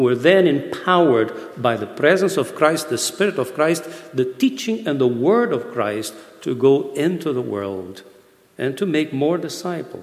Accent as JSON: {"language": "English", "country": "Brazil", "moved": "yes", "lives_now": "Broughty Ferry, United Kingdom", "said": "I'm not from the UK. I'm all the way from Brazil"}